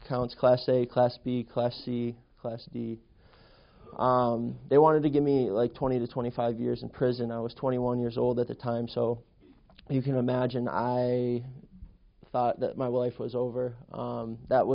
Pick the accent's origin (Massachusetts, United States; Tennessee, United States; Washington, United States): Massachusetts, United States; Western; I grew up in Western Massachusetts